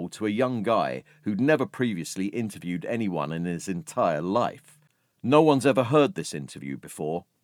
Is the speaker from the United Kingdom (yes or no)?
yes; London, United Kingdom; accent: North London; I can hear my voice was a bit higher and my North London accent was a bit stronger.